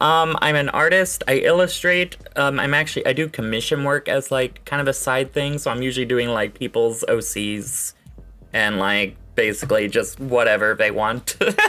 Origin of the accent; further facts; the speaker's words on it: Arkansas, United States; now in Washington, United States; I'm originally from Arkansas. I moved up to the Northwest. I'm currently living in Washington.